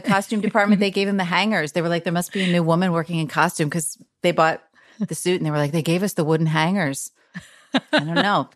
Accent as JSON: {"language": "English", "town": "Bernardsville", "region": "New Jersey", "country": "United States", "also_born_or_lived": "Chicago", "moved": "yes", "said": "I'm actually from New Jersey, even though I lived in Chicago a long time"}